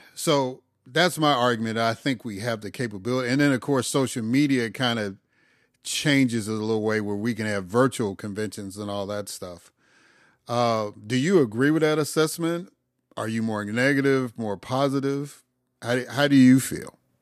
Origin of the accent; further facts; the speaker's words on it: Chicago, Illinois, United States; moved away; also born or lived in Atlanta / Mississippi; I've lived in Atlanta. I grew up in Chicago. I lived in Mississippi for thirty-some years